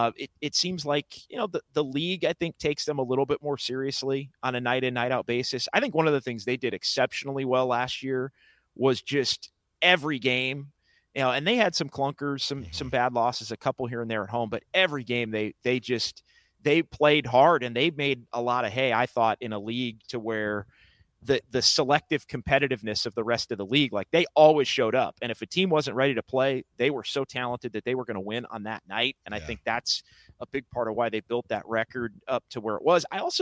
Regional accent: Sacramento, California, United States; To the people in Sacramento, and I'm from Sacramento, like, I would just say deep breath

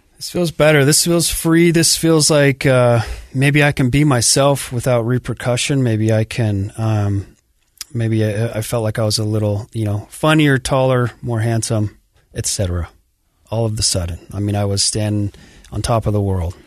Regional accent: Sandy, Utah, United States; born or raised there; also born or lived in Farmington, Utah

